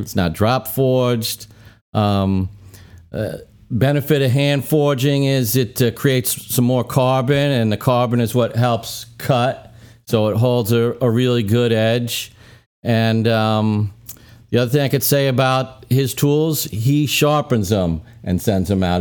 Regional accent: Brooklyn, New York, United States; moved away; I grew up in Brooklyn

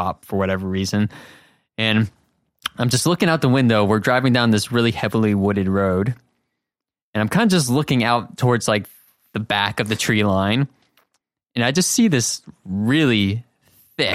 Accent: southern Massachusetts, United States; This happened in my hometown. Actually, I'm from Massachusetts.

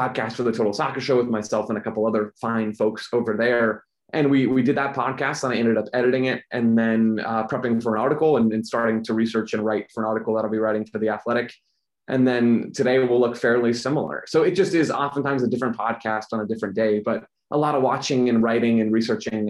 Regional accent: Phoenix, Arizona, United States; I'm a native to Phoenix, Arizona, which is where I'm still based now

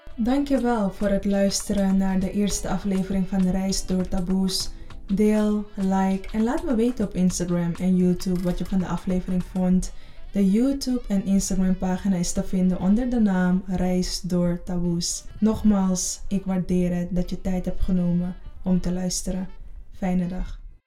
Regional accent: Suriname; now in Netherlands; Op vierjarige leeftijd vertrok mijn moeder vanuit Suriname naar Nederland. Ik verbleef samen met mijn zus bij mijn grootouders.

